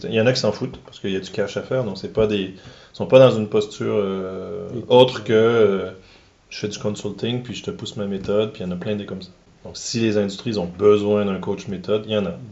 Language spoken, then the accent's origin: French; Quebec, Canada; accent: Québécois; j'ai un accent québécois